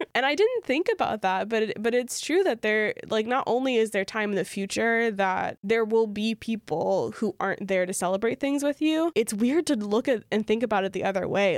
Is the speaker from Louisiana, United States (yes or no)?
yes; Louisiana, United States; I grew up in Louisiana, which is a very Catholic place